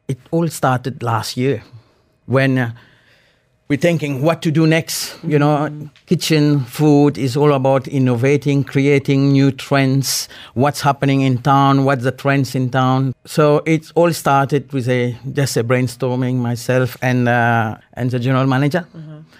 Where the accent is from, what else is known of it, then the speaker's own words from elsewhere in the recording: Mauritius; now in Dubai, United Arab Emirates; from a very beautiful island, Mauritius. I'm in a coastal village on the northeast of the island. Uh, grew up with a fresh fish, seafood, and this is how I grew up.